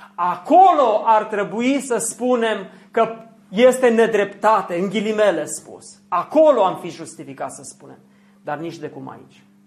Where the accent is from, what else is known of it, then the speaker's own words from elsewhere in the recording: Zalău, Sălaj County, Romania; Eu am crescut la Zalău, lângă Oradia